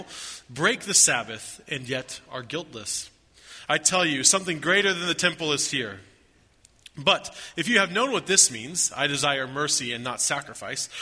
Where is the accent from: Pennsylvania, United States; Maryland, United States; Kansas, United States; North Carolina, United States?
Kansas, United States; Lawrence; I grew up outside of Kansas City in a town called Lawrence